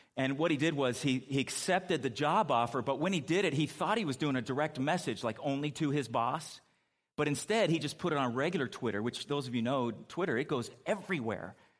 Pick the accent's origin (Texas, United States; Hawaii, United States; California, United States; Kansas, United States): California, United States; moved away; growing up in California